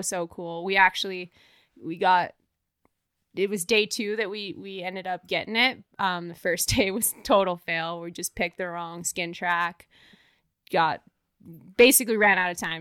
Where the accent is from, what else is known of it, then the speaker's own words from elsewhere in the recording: Banff, Alberta, Canada; also born or lived in Ontario; I grew up in Banff.